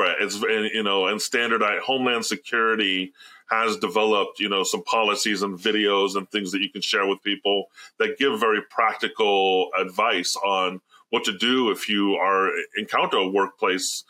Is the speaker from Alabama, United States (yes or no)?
yes; Alabama, United States; moved away; growing up in the South, I grew up in Alabama for many years in Tornado Alley